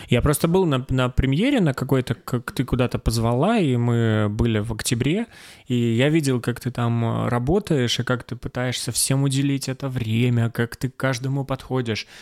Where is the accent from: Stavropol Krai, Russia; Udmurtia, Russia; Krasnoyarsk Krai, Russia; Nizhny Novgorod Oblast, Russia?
Stavropol Krai, Russia; я из Ставропольского края